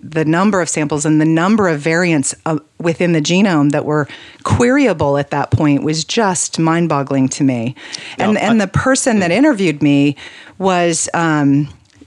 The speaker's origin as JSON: {"language": "English", "region": "New Mexico", "country": "United States", "tie": "born or raised there", "moved": "yes", "said": "I was born in New Mexico"}